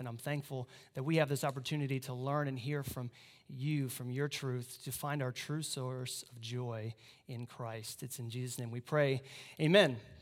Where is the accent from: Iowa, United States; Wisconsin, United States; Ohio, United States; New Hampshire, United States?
Iowa, United States; moved away; I'm from Iowa